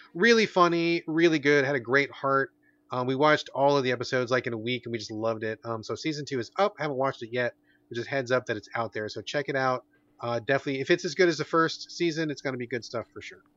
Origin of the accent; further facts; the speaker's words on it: United States; growing up in American culture